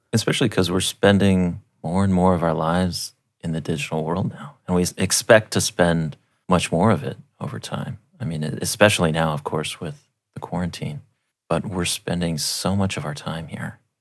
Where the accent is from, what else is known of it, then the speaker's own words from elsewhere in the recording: Alaska, United States; growing up in Alaska